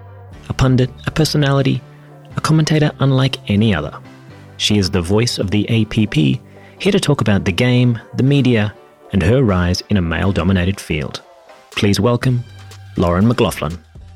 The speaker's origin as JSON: {"language": "English", "region": "England", "country": "United Kingdom", "tie": "born or raised there", "said": "I was born in England."}